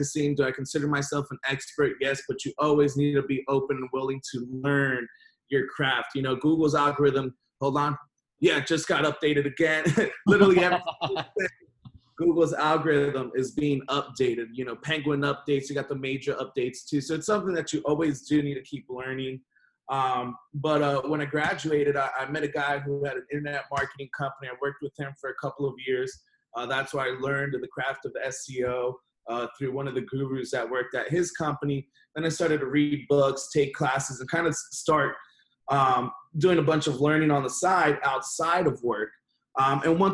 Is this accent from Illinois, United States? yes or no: no; Miami, Florida, United States; originally I'm born and raised in Miami